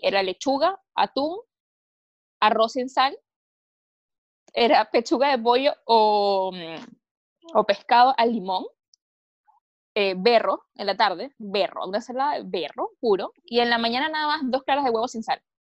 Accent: Caracas, Capital District, Venezuela; moved away as an adult; also born or lived in Viña del Mar, Chile; now in Chile; no soy nacida e, y, criada, digamos, en Caracas

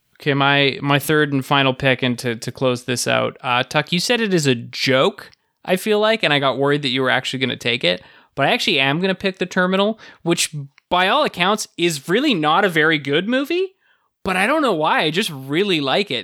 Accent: Canada; I'm from Canada.

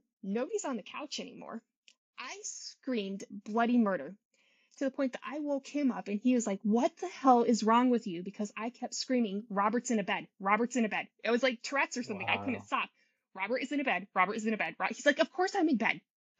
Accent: Germany; also born or lived in England; now in United States; I grew up, I was born in England, and we lived there for probably about 7 years. And then I was raised in Germany.

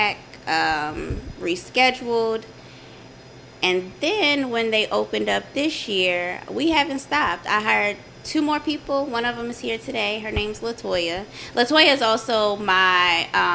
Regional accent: Denver, Colorado, United States; moved away; I am from Denver, Colorado. Okay. Born and raised

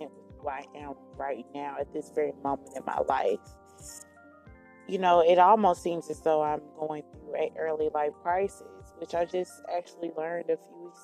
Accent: Dallas, Texas, United States; Born and raised in Dallas, Texas, 27 years old, Gemini.

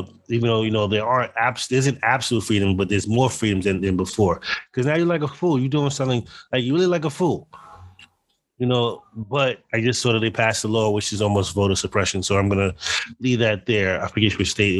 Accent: United States; I felt embarrassed as an American.

